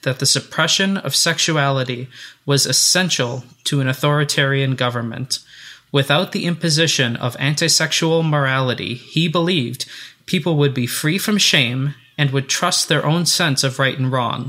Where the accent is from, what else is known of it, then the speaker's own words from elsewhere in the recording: United States; I'm an American